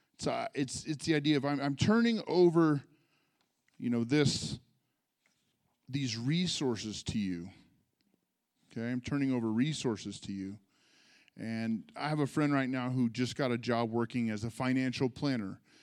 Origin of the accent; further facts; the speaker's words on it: California, United States; also born or lived in San Jose / Sonoma; I'm a California native. I'm a California kid. I was born in San Jose.